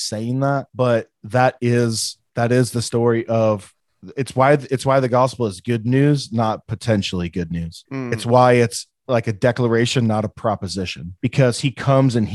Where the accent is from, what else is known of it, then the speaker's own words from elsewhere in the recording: Midwest, United States; I barely graduated high school, and I'm from the Midwest